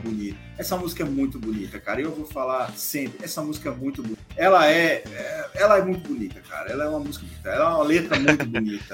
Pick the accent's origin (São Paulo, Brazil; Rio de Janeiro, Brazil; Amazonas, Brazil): São Paulo, Brazil; eu e o Rodrigo, a gente nasceu na roça, pé vermelho, na brincadeira, a gente é de São Paulo